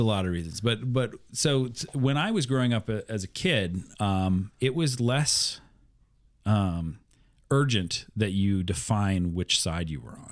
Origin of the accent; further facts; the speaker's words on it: Iowa, United States; growing up in Midwest Iowa